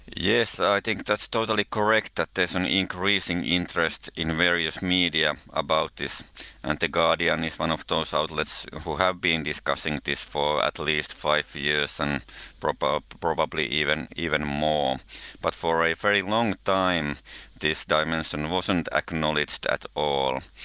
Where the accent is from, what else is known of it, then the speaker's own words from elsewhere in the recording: Finland; I come from Finland, living in Helsinki